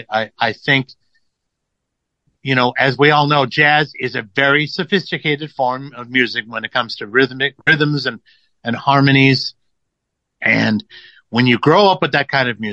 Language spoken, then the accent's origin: English; Los Angeles, California, United States; growing up in Los Angeles